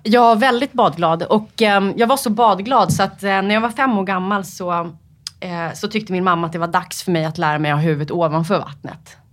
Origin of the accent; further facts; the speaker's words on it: Upplands Väsby, Stockholm County, Sweden; Jag är uppvuxen i Upplands Väsby